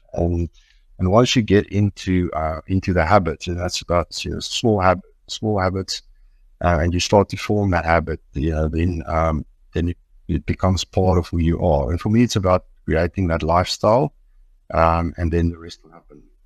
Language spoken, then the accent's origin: English; Brits, North West, South Africa; I grew up actually in Brits here outside Victoria